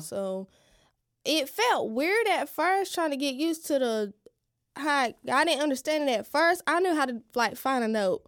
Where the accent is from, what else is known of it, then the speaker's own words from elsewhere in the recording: Fairmont, North Carolina, United States; moved away as an adult; now in Lumberton, United States; I'm originally from Fairmont, but I moved to Lumberton a couple years ago